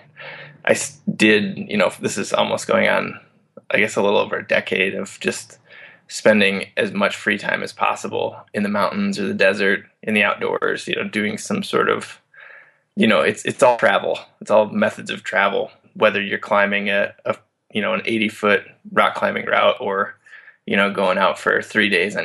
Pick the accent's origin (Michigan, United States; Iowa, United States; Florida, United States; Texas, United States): Iowa, United States; moved away as an adult; also born or lived in Montana; now in Denver, United States; I grew up in Iowa